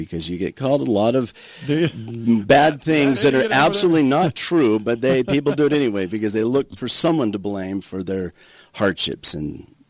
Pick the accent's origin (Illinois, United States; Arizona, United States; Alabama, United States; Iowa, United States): Arizona, United States; southern; moved away as an adult; also born or lived in Chandler, Arizona; now in Toquerville, United States; So I grew up in southern Arizona, okay. a little farming, ranching community. My father ran cattle and farmed potatoes and cotton.